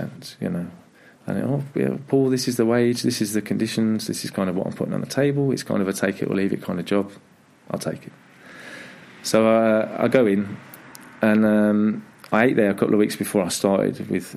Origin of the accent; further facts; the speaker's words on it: Staffordshire, West Midlands, United Kingdom; moved away as an adult; now in Denmark; I'm born and bred Staffordshire.